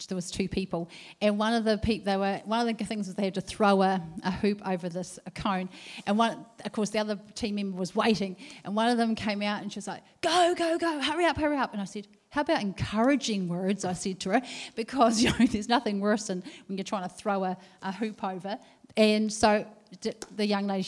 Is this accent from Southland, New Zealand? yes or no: yes; Southland, New Zealand; I grew up in Southland